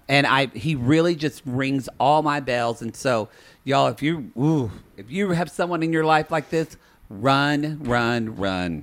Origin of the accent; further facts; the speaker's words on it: the South, United States; We're from the South